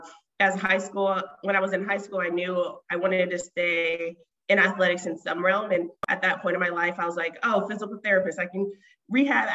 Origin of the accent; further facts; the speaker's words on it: Columbus, Ohio, United States; I'm from Columbus, Ohio originally